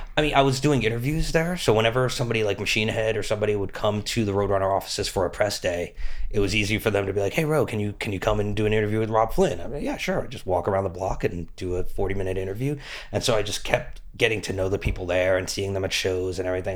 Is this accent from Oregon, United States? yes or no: no; Metuchen, New Jersey, United States; moved away as an adult; also born or lived in Los Angeles; I'm from Metuchen